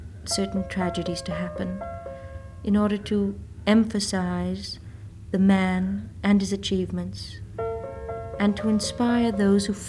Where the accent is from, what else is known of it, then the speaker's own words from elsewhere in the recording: United States; moved away as an adult; now in Monaco; as a born American, but also as the wife of the head of an independent European country.